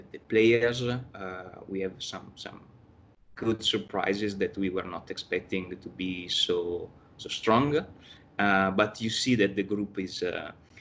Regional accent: Verona, Veneto, Italy; now in New York, United States; I'm originally from Verona. I was born in Verona

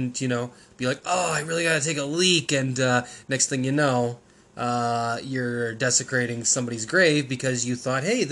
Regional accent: Canada; being Canadian

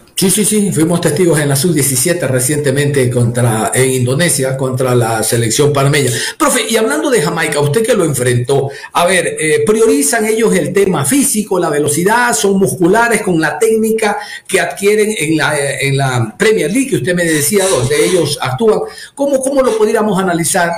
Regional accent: Ecuador; como ecuatorianos

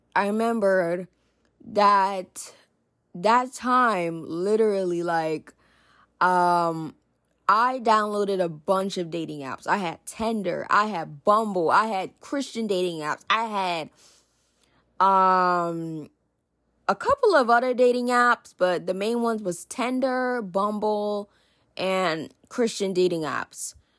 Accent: New Jersey, United States; I'm in New Jersey. I'm originally from New Jersey

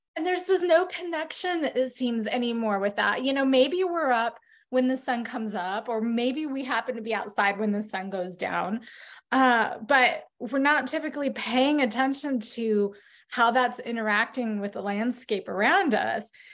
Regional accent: northern Idaho, United States; moved away; also born or lived in Phoenix; When I moved to Phoenix after growing up in northern Idaho

